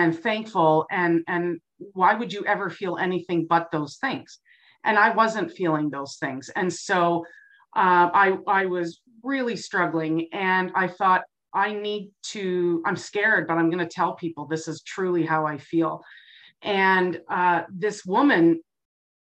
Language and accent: English; Burlington, Ontario, Canada; moved away as an adult; now in Grande Prairie, Canada; I grew up in Burlington, Ontario